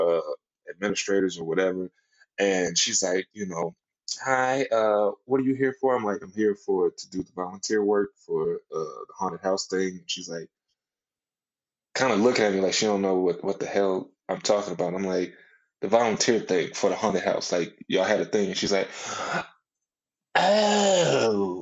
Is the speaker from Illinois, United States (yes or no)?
yes; Peoria, Illinois, United States; also born or lived in Mississippi; I was raised in Peoria, Illinois